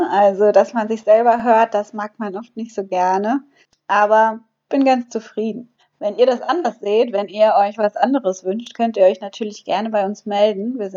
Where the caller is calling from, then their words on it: Cala Ratjada, Balearic Islands, Spain; Ich bin aus Kalaratjada zugeschaltet, ganz genau.